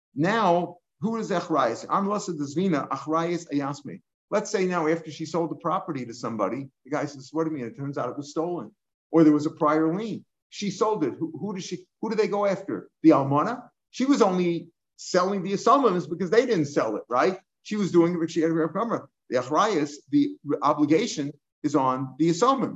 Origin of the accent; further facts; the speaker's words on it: Missouri, United States; I'm from Missouri